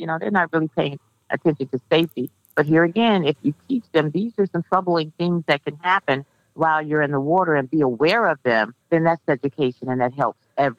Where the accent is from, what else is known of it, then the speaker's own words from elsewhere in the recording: Miami, Florida, United States; I grew up in Liberty City, which is an inner city area of Miami-Dade County.